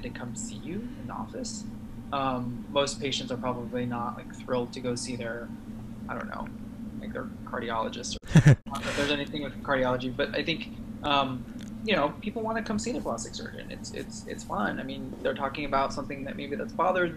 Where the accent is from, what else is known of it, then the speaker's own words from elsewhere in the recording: San Francisco Bay Area, California, United States; I'm from the San Francisco Bay Area.